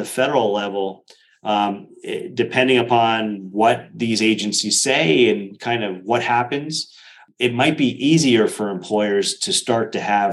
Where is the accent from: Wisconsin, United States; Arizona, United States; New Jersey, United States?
New Jersey, United States; my home state of New Jersey